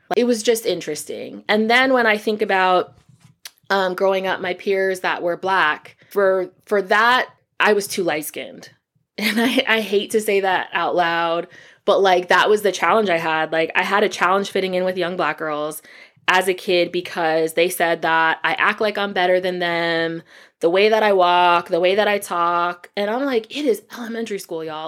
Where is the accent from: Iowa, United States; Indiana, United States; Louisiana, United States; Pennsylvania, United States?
Pennsylvania, United States; Allentown; now in Atlanta, United States; I was born and raised in Allentown, Pennsylvania